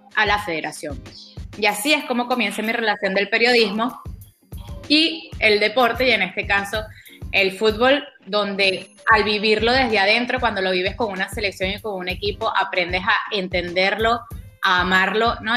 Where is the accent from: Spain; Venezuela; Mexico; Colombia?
Venezuela; born or raised there; moved away as an adult